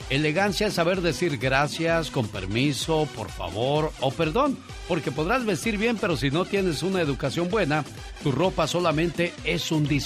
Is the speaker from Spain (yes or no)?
no; Puebla, Mexico; porque un día salí de Puebla, pero Puebla nunca salió de mí.